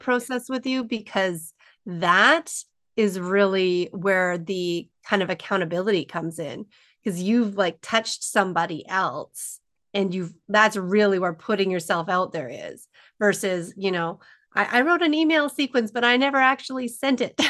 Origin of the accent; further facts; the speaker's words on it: Alberta, Canada; I'm a small town girl in Alberta